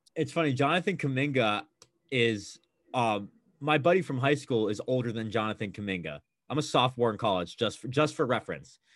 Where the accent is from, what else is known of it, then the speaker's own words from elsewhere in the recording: Bay Area, California, United States; born and raised in the Bay, always great living there, love it out there